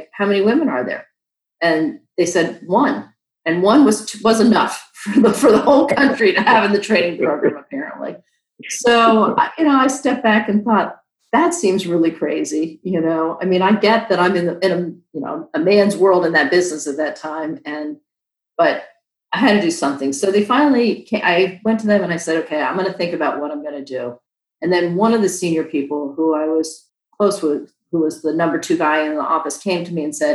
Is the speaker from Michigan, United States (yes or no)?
no; Maryland, United States; moved away as an adult; also born or lived in Virginia; I grew up in Maryland and I moved to Virginia right out of school